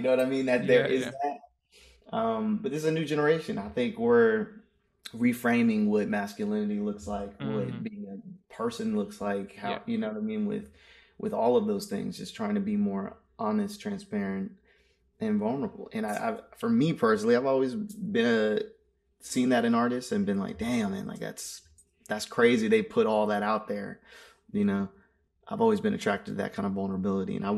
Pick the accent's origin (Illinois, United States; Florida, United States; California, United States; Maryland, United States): Maryland, United States; I'm from Maryland